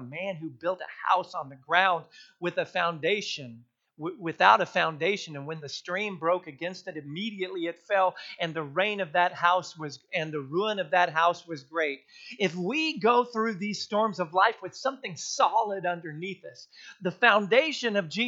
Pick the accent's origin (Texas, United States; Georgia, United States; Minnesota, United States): Texas, United States; South Texas to North; growing up in South Texas all the way up to North Texas